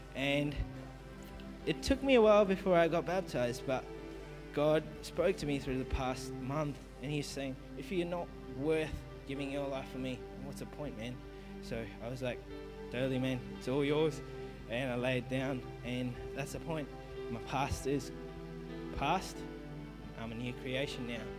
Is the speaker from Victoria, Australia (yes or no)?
yes; Melbourne, Victoria, Australia; I'm from Melbourne, and my parents are Indian